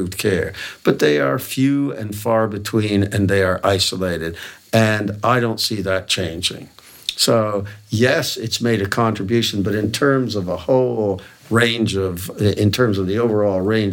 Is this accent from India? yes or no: no; Hamilton, Ontario, Canada; McMaster University in my hometown of Hamilton